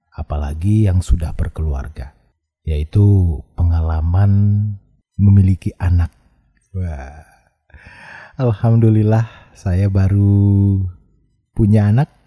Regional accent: Padang, West Sumatra, Indonesia; saya asalnya dari Padang, profesi saya penyiar

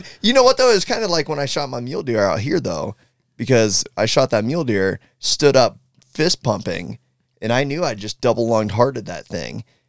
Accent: Southeastern Ohio, United States; I'm from Ohio, Southeastern Ohio, live in Columbus

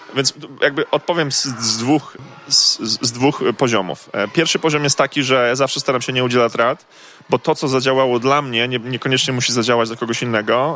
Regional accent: Koszalin, West Pomeranian Voivodeship, Poland; moved away; also born or lived in Poznań; Ja pochodzę z Koszalina

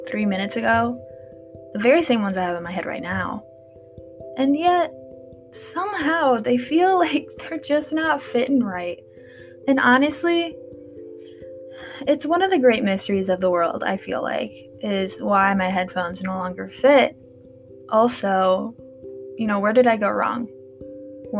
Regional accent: Wisconsin, United States; I'm from Wisconsin

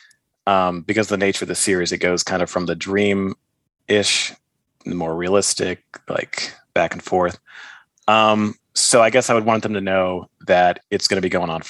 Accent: Texas, United States; I'm from Texas, so guns are, you know, a big part of our culture.

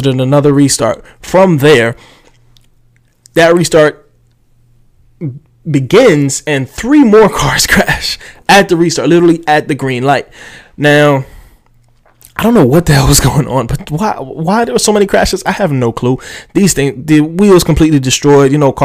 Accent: United States; I am just, you know, American.

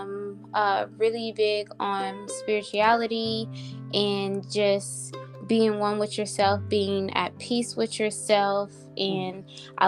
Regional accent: New Orleans, Louisiana, United States; moved away; also born or lived in Dallas; I am from New Orleans, Louisiana

